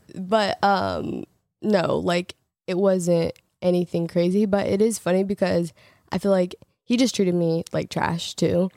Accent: Portland, Oregon, United States; moved away; also born or lived in Los Angeles; we both lived in L A and I'm from Portland

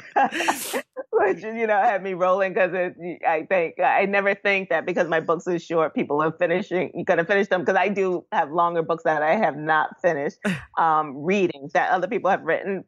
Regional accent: New York City, New York, United States; me growing up in Bushwick

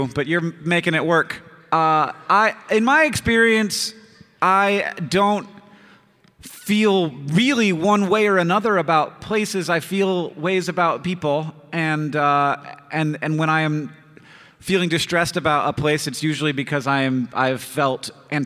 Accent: Orlando, Florida, United States; moved away as an adult; now in Missoula, United States; I just say Orlando because I was there the whole time.

